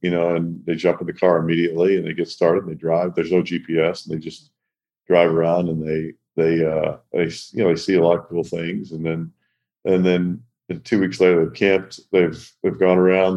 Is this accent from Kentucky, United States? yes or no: yes; Owensboro, Kentucky, United States; I grew up in Owensboro, Kentucky.